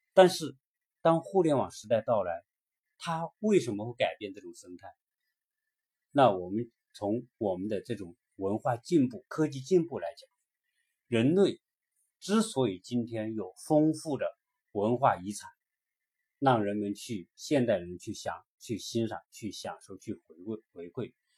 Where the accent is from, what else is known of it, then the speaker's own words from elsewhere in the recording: China; 我们中国的五十多个民族